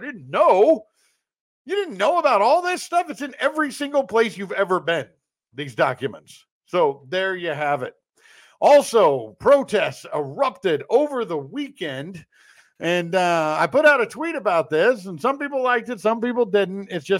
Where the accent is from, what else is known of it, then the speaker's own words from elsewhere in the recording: Kansas City, United States; the Kansas City Chiefs, my hometown.